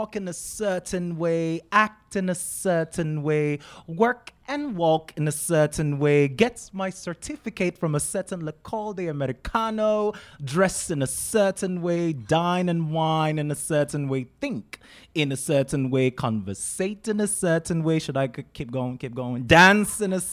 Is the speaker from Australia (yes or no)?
no; Nigeria; now in United States; we're Nigerians